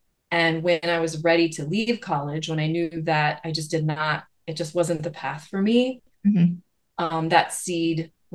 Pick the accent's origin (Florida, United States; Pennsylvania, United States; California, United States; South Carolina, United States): Pennsylvania, United States; Lancaster County; the little community I grew up in Lancaster County